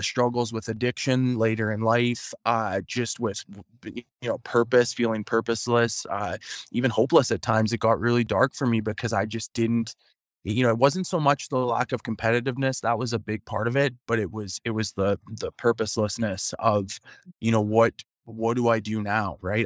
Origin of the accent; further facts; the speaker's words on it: Prince Albert, Saskatchewan, Canada; played those two seasons in in my hometown of Prince Albert